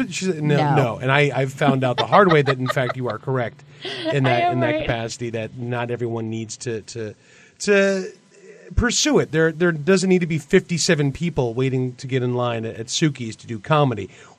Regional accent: East Coast, United States; moved away as an adult; now in Portland, United States; I grew up on the East Coast, and everything is very, is considerably different over there.

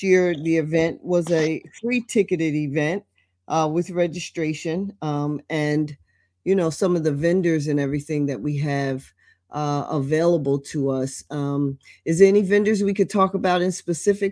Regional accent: Trenton, New Jersey, United States; in Trenton, my hometown

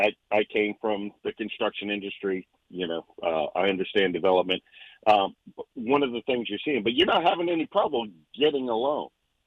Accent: North Carolina, United States; I came from North Carolina.

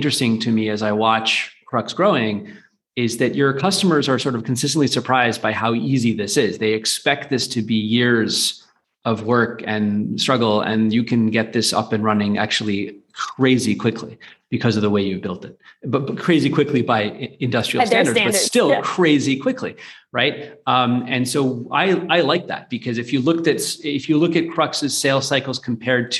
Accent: United States; now in London, United Kingdom; I'm American. I live in London.

